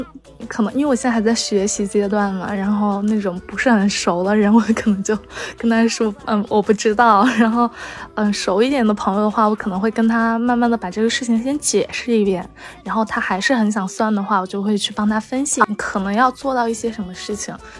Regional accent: China; 按我们中国人的说法就是透露天机，可以这样子说。

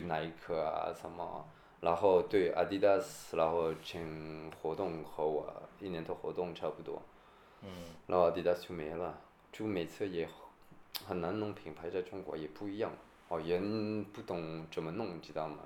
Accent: Toulouse, Occitania, France; Chinese is a second language; moved away as an adult; also born or lived in United Kingdom; now in Shanghai, China; 我是在下面，Toulouse

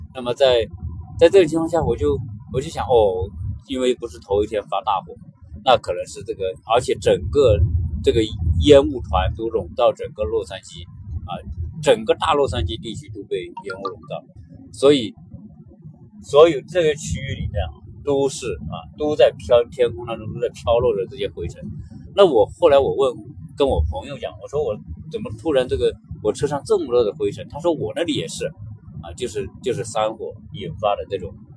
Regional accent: China; now in Los Angeles, United States; 我们中国人，来到美国

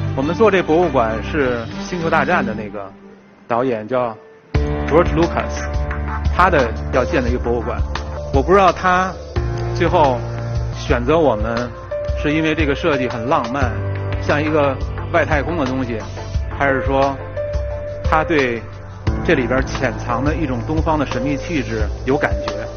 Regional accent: Beijing, China; 我就是老北京，我从那个院子里长大的

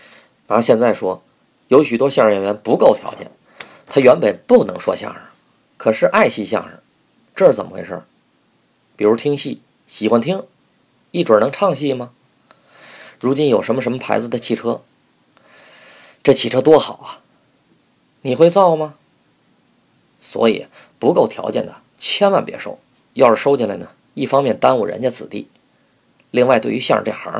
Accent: Beijing, China; now in Tianjin, China; 我是北京人，在这儿说话，你们听着是北京味儿，可是我在天津呢，待了少四十年了。

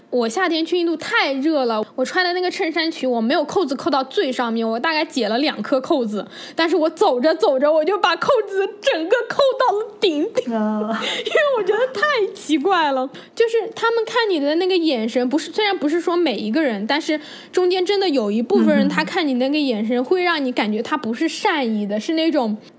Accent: China; 我是从中国来的

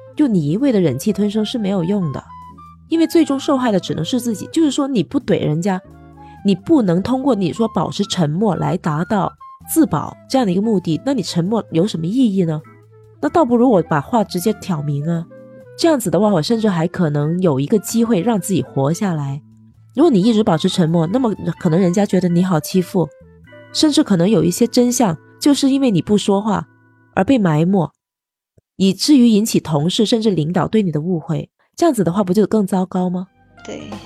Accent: China; moved away; also born or lived in Japan; 我是一个中国人

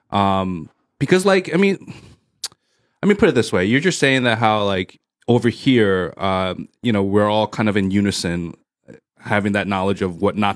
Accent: United States; now in China; being an American but Chinese background

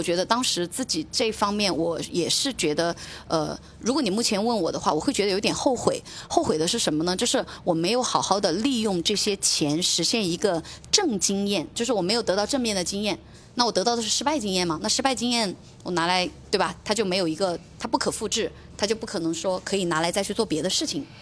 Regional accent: Hunan, China; also born or lived in Beijing; now in Guangzhou, China; 我是湖南人

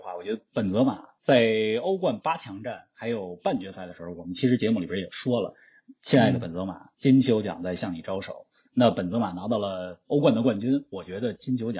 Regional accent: Beijing, China; 我们两个呢都在北京长大。

